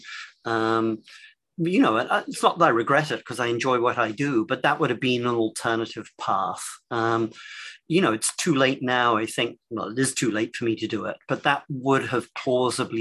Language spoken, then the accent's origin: English; England, United Kingdom; moved away as an adult; also born or lived in London; now in United States; I'm English